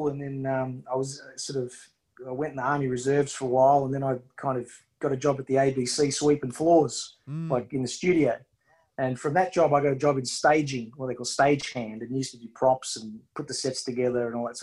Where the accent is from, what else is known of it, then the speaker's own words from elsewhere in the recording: Sydney, New South Wales, Australia; Inner city Sydney